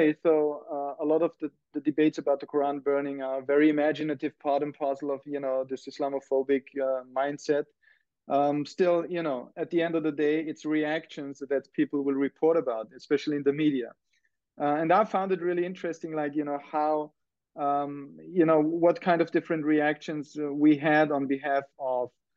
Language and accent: English; Austria; now in Massachusetts, United States; I am from Austria. And as somebody who has grown up in the German-speaking country